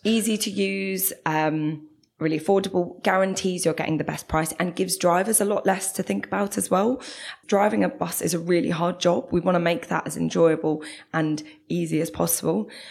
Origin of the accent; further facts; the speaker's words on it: London, United Kingdom; moved away as an adult; now in Manchester, United Kingdom; as you might be able to tell, I'm from South London